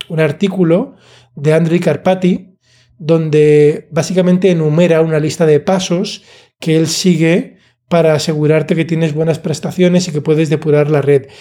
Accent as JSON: {"language": "Spanish", "town": "Alicante", "region": "Valencian Community", "country": "Spain", "said": "yo soy de Alicante"}